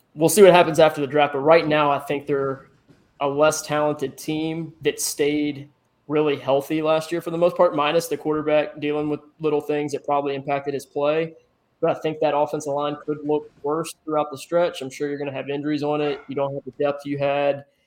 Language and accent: English; Richmond, Virginia, United States; I grew up in Virginia, grew up in Richmond, Virginia